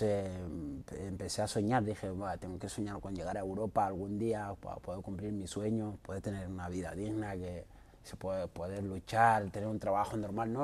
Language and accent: Spanish; Mauritania; also born or lived in Ponferrada, Spain; now in Madrid, Spain; Yo soy de Mauritania.